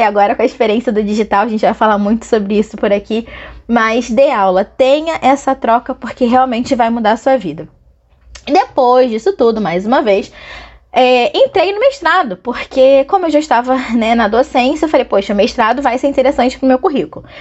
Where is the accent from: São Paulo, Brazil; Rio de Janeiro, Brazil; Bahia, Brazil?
Rio de Janeiro, Brazil; Angra dos Reis; also born or lived in Niterói; eu nasci no Rio e com os três aninhos de idade me mudei para Angra dos Reis, Costa Verde do Rio de Janeiro. E todas as minhas melhores e maiores lembranças são de lá